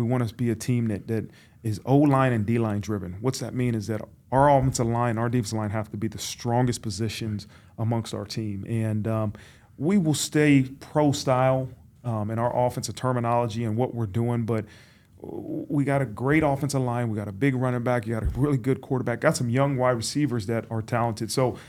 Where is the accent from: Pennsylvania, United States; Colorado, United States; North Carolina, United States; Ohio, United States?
Ohio, United States; Dayton; I mean, that's when I was really, really growing up in Dayton, Ohio.